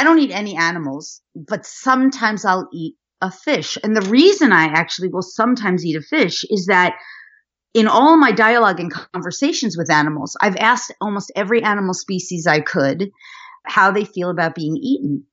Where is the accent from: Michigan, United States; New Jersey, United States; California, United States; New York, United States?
New York, United States; Westchester County; I was born in New York, outside of Manhattan in Westchester County